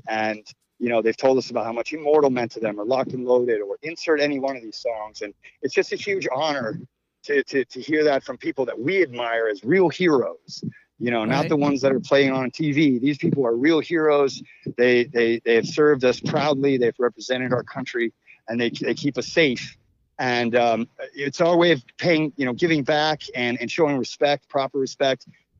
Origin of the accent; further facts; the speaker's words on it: New York City, New York, United States; that's what, you know, we're from the Big Apple. It's all about the apple.